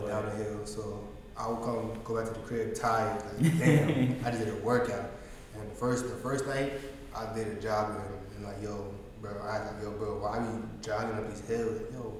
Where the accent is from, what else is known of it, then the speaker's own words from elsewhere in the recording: New York, United States; I'm from New York.